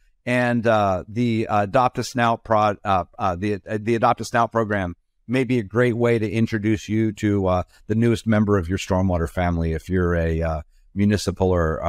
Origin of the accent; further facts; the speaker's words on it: Pennsylvania, United States; I grew up in Pennsylvania outside of Philadelphia, and Philadelphia is actually the home to the Stetson Hat Company.